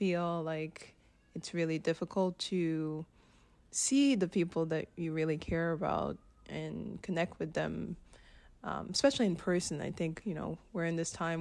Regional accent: Haiti; moved away; also born or lived in Ottawa, Canada; I grew up in the Caribbean, in Haiti specifically

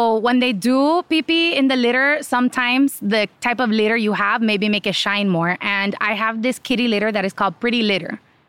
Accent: Miami, Ohio, United States; I'm from Ohio, but Miami, Ohio.

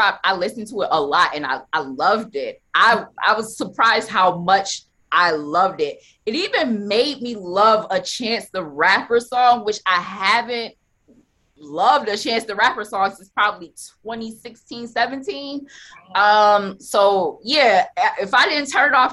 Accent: Buffalo, New York, United States; I'm from Buffalo

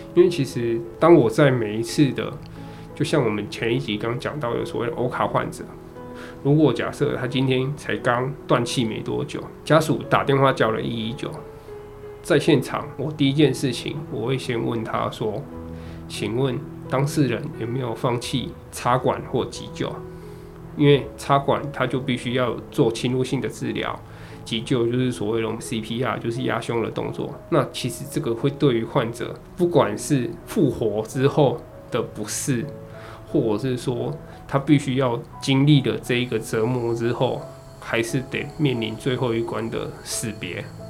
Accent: Taichung, Taiwan; also born or lived in Zhushan; 我在竹山，那我是台中人

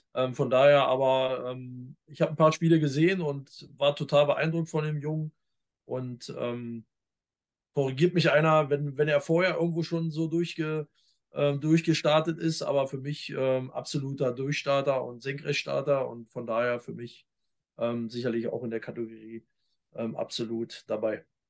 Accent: eastern Germany, Germany; als Ossi

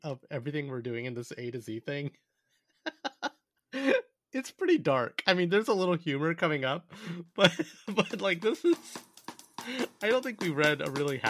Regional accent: United States; as an Asian American growing up in this country.

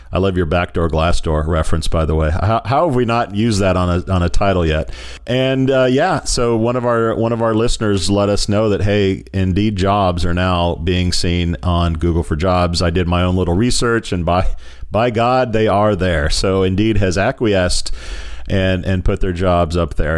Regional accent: United States; as an American

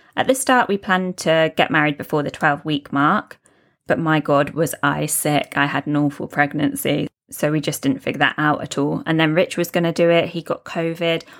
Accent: United Kingdom; now in Dubai, United Arab Emirates; I'm a British expat living in Dubai, U A E, with my partner and baby girl

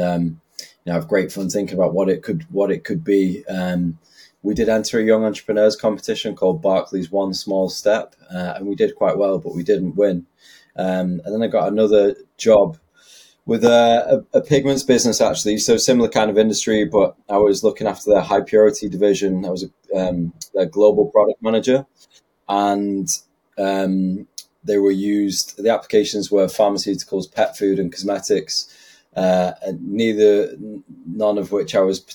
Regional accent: Bradford, Yorkshire and the Humber, United Kingdom; also born or lived in Manchester / Leicester; been living in Bradford. Well, I moved from Manchester when I was about six, so, you know, for the past 12 years

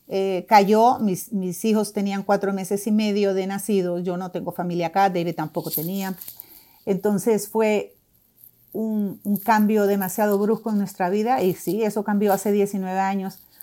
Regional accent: Honduras; now in Doral, United States

